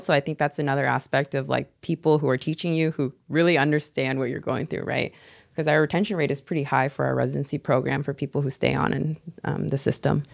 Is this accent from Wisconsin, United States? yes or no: no; Seattle, Washington, United States; moved away as an adult; now in San Jose, United States; being from Seattle, you know, we're a little bit more tight for space